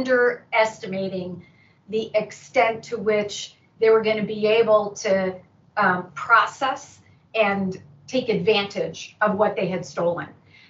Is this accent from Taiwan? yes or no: yes; Taiwan; born there; also born or lived in East Asia; I was born on Taiwan. I grew up in East Asia. I grew up every place there was a major overseas Chinese community.